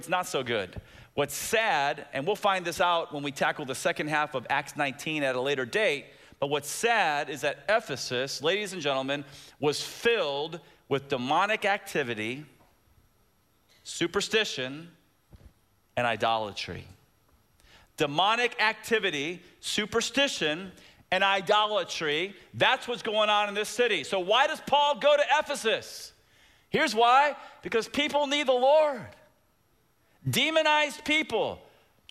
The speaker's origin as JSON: {"language": "English", "town": "Tampa", "region": "Florida", "country": "United States", "tie": "born or raised there", "said": "When I was a little kid growing up in Tampa"}